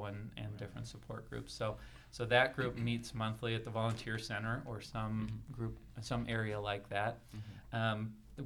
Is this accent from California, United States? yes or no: yes; San Jose, California, United States; also born or lived in San Francisco, California / Spokane, Washington; I am originally from San Jose, California. Born in San Francisco, and really liked it there. Went to a great Jesuit high school